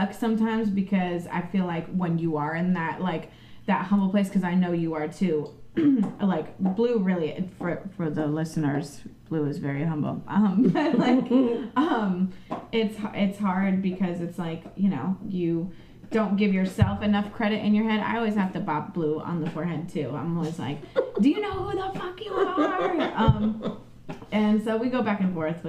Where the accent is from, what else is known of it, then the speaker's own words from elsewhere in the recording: St. Petersburg, Florida, United States; now in Orlando, United States; That's my native land, right? I'm like from St. Pete.